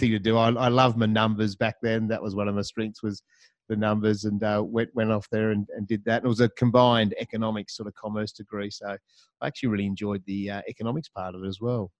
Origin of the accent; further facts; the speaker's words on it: Hobart, Tasmania, Australia; moved away; also born or lived in Melbourne; I'm actually a Taswegian, so I grew up down there in the Apple Isle. Uh, spent a good uh, 16 years down there, did all my schooling